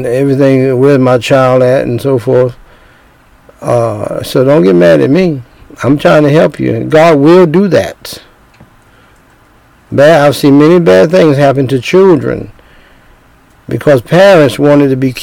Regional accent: United States; I'm from America mixed with Indian

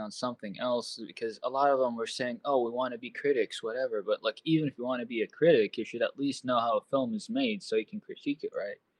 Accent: Saudi Arabia; also born or lived in Los Angeles, United States; now in Portland, United States; I'm originally from Saudi Arabia, if that changes anything. I've been in America since 2010

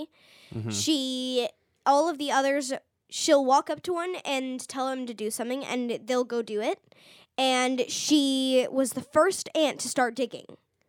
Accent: South East England, United Kingdom; I'm from Oxfordshire, and we don't exactly get fire ants there.

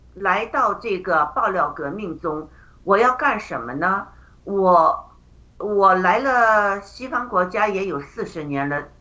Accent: China; moved away; 我们中国人

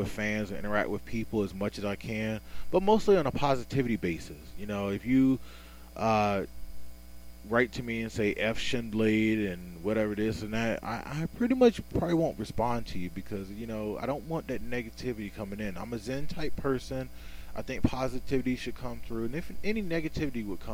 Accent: Hawaii, United States; I was born in Hawaii, so I just used the 808

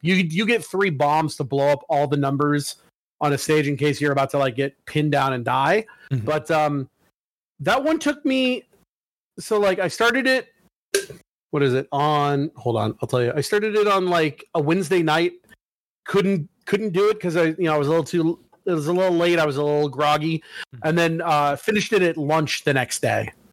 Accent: Oregon, United States; I'm from Oregon

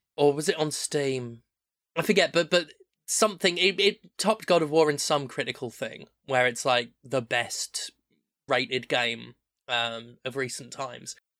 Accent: United Kingdom; moved away as an adult; also born or lived in United States; I'm a white British person

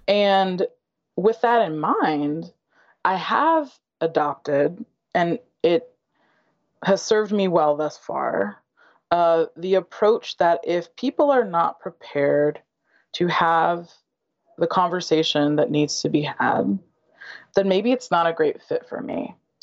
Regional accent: Western Michigan, United States; I grew up in Western Michigan.

